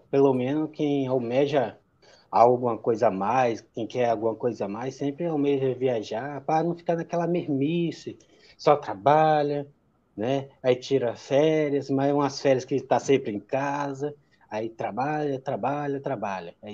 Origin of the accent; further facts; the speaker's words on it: Acre, Brazil; now in São José, Brazil; Eu sou natural do Acre, lá da região norte, mas estou morando, vou fazer quatro anos agora, em Santa Catarina, aqui em São José.